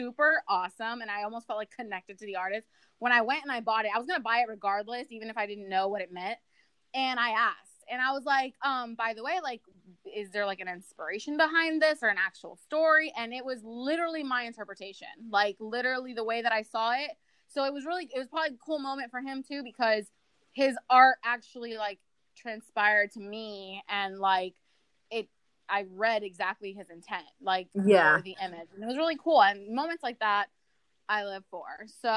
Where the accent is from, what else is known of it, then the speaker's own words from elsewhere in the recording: Orlando, Florida, United States; now in Louisiana, United States; we're both from Orlando, originally